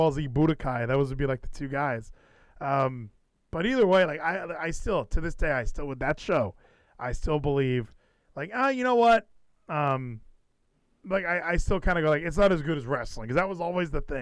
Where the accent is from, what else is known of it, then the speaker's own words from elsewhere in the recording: California, United States; moved away as an adult; now in Texas, United States; I'm from California